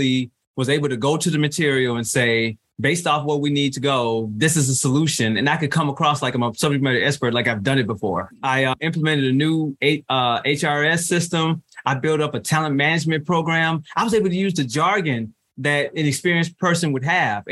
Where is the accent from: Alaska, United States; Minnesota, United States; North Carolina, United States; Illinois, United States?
Illinois, United States; Chicago; moved away as an adult; I'm originally from Chicago, Illinois